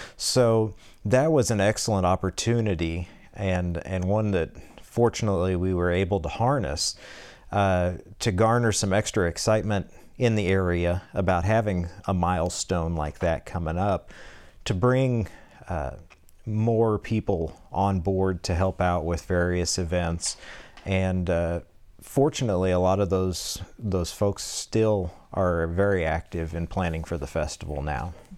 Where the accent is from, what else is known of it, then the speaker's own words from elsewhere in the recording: Norborne, Missouri, United States; I grew up here in Norburn, a proud graduate of Norburn High School, home of the Pirates